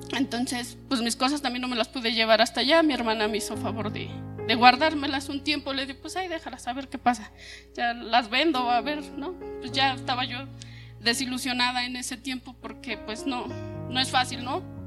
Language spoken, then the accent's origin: Spanish; Zacatlán, Puebla, Mexico; moved away as an adult; yo soy de Zacatlán